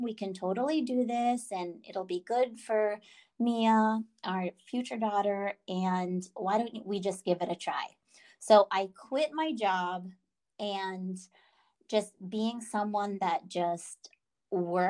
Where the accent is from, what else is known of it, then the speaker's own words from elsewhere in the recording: East Coast, United States; moved away; I'm originally from the East Coast, and it's nice to be back, even though it's been 25 years